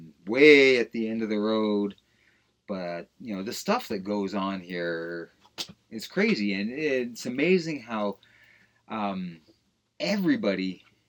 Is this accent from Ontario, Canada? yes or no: yes; Mount Albert, Ontario, Canada; moved away as an adult; also born or lived in Orillia, Ontario / Oshawa, Ontario / Scarborough, Ontario / Vancouver; now in Dawson, Canada; Originally Ontario. I was born in Orillia, and then raised in Oshawa, Scarborough, and then in a small town called Mount Albert for most of my scholastic career, I guess.